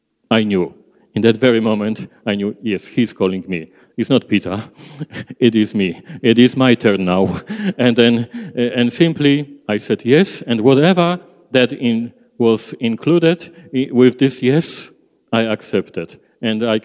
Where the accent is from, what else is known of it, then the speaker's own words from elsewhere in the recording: Poland; English is a second language; moved away as an adult; now in Australia; I prefer to stay in Poland.